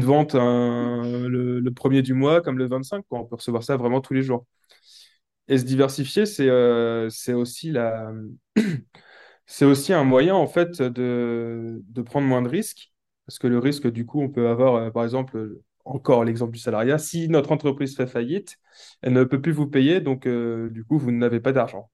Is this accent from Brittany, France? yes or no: yes; Brittany, France; also born or lived in Nantes; je suis de Bretagne